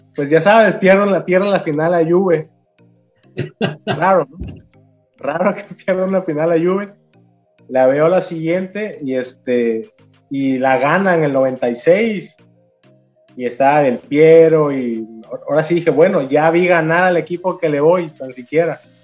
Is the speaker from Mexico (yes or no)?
yes; Mexico; yo soy mexicano